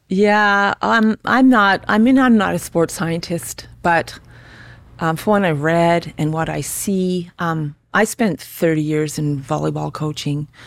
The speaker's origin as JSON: {"language": "English", "town": "Calgary", "region": "Alberta", "country": "Canada", "tie": "born or raised there", "also_born_or_lived": "Regina, Saskatchewan", "said": "I grew up in Calgary. Well, actually, I was born in Regina. Three years old, my parents moved to Calgary with our family."}